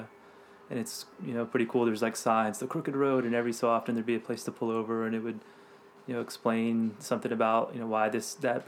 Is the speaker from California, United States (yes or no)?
no; Virginia Beach, Virginia, United States; moved away as an adult; also born or lived in Oregon / Hawaii; I grew up in Virginia Beach, so.